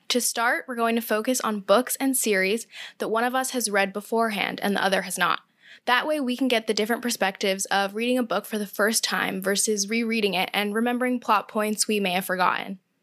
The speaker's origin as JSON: {"language": "English", "region": "Southern California", "country": "United States", "tie": "born or raised there", "also_born_or_lived": "New York City", "moved": "as an adult", "said": "I grew up in Southern California"}